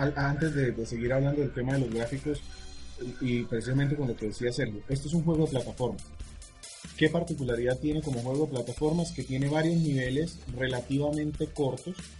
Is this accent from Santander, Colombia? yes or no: yes; Bucaramanga, Santander, Colombia; yo soy de Bucaramanga